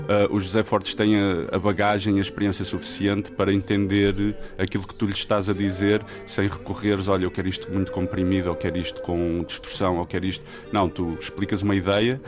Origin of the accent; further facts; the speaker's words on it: Trás-os-Montes, Portugal; sendo transmontano